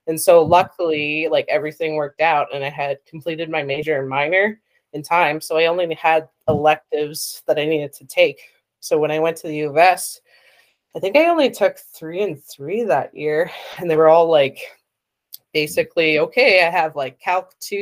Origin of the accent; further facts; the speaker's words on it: Edmonton, Alberta, Canada; also born or lived in Sherwood Park, Alberta; now in Saskatoon, Canada; I grew up in Edmonton, but I went to school in Sherwood Park, so that's like half an hour outside of Edmonton